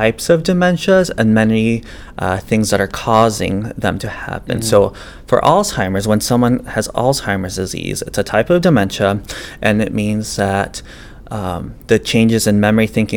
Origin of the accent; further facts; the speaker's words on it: Bolivia; now in St. Louis, United States; I was born in Bolivia, so I'm a transplant to the United States and also to St. Louis.